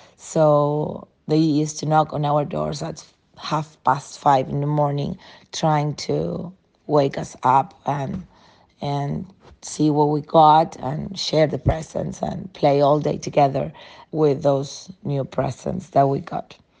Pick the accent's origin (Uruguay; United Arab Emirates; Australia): Uruguay; now in Jose Ignacio, Uruguay; I am from Uruguay. I live in a small town called Jose Ignacio, close to Punta del Este, but I come originally from another small town closer to Montevideo.